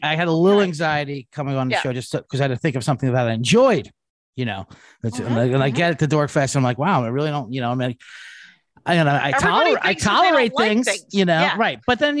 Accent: Chicago, Illinois, United States; I am originally a Chicago comic. Yes. I'm not originally from Chicago, but I moved there very young and came up there with all those people.

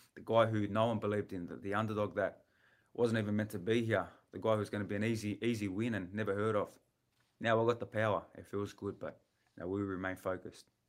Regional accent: Australia; I'm from Australia

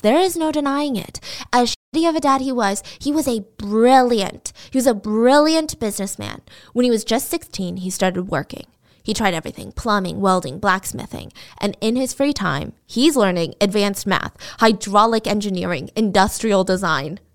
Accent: the South, United States; I grew up in the South

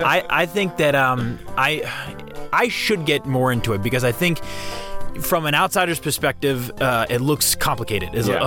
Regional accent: Hingham, Massachusetts, United States; Hingham, Massachusetts, my hometown.

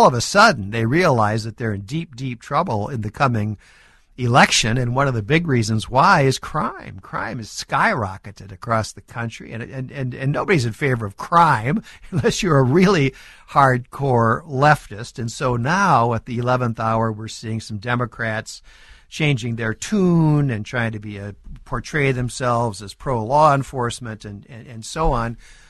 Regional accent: Minnesota, United States; my home state of Minnesota

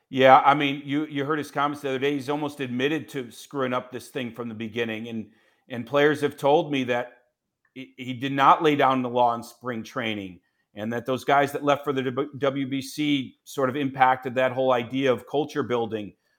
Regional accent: Chicago, Illinois, United States; I'm a Chicagoan

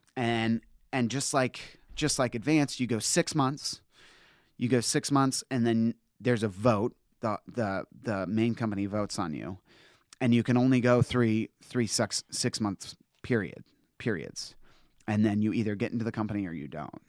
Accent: Northern Virginia, United States; moved away; I'm from Northern Virginia

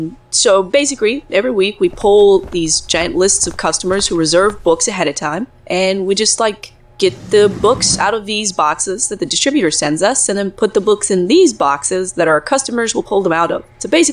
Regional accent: East Coast, United States; I'm from the East Coast, too, but I don't remember this whole everyone wears eye patches thing. That must be something that started since I moved.

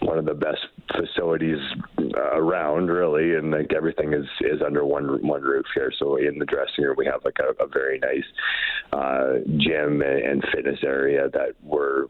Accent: northern Manitoba, Canada; moved away as an adult; also born or lived in Camrose, Alberta; now in Edmonton, Canada; I am from a really small town in northern Manitoba where I grew up and played junior hockey out there

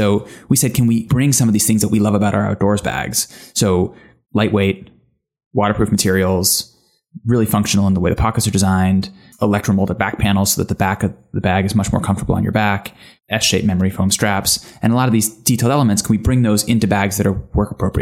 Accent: United States; accent: American; also born or lived in London; I'm American, as you can tell by the accent.

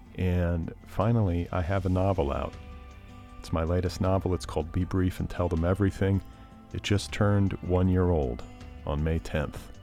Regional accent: Los Angeles, California, United States; my hometown

